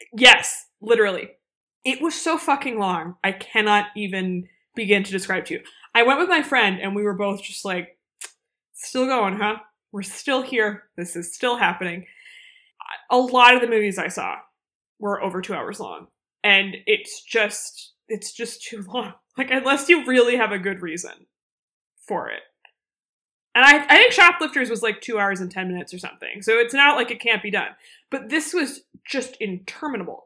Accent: United States; as an American who doesn't know very much about Korea

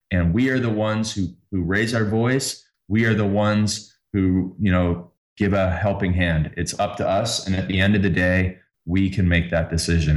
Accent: Canada; I'm Canadian

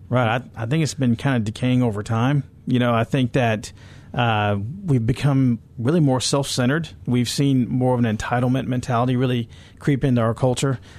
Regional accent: California, United States; I grew up in California

